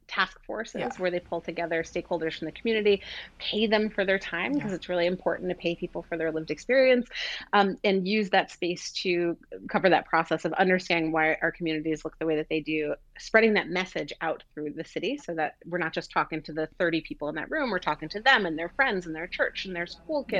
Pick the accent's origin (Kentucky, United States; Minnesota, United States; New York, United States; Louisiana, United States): New York, United States; New York City; I grew up in Queens, New York, and in a neighborhood that was sort of at the corner in between two expressways